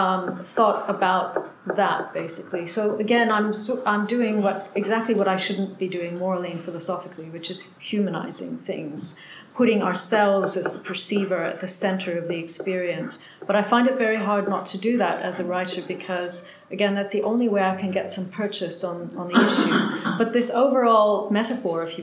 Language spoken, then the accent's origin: English; Canada; being Canadian came in like handy, finally, because I'm a champion snow digger from my childhood.